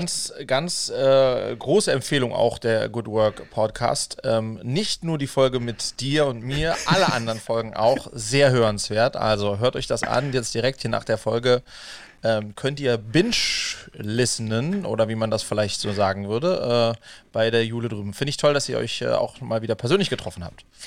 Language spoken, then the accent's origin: German; Wiesbaden, Hesse, Germany; mit dem bin ich quasi in Wiesbaden zusammen aufgewachsen